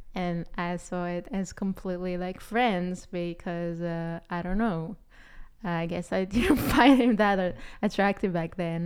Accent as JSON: {"language": "English", "country": "Israel", "also_born_or_lived": "New York City", "first_language": "Hebrew", "second_language": "English", "moved": "as an adult", "said": "I'm originally from Israel, and I came to study acting in New York City was my dream when I came there at twenty-two"}